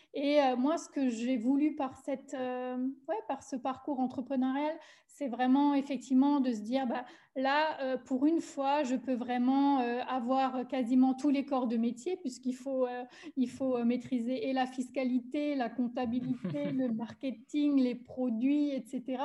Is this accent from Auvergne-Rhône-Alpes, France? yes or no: no; Alsace, Grand Est, France; accent: Alsatian; moved away as an adult; also born or lived in German-speaking Switzerland; now in Switzerland; je suis originaire euh, d'Alsace. J'ai vécu 30 ans